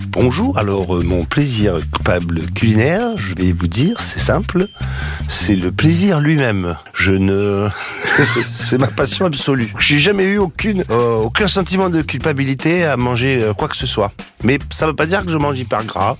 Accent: Marseille, Provence-Alpes-Côte d'Azur, France; moi je suis de Marseille

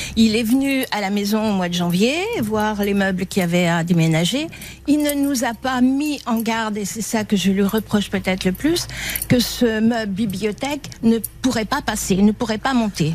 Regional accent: Dijon, Bourgogne-Franche-Comté, France; moved away as an adult; also born or lived in Paris; now in Nantes, France; je suis née à Dijon, je suis née déjà dans la maison que, que j'ai quitté

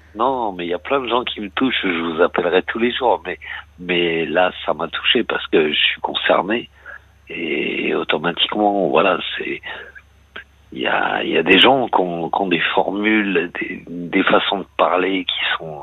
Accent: Argenteuil, Île-de-France, France; now in Brittany, France; je suis de la, région parisienne, hein, je suis d'Argenteuil

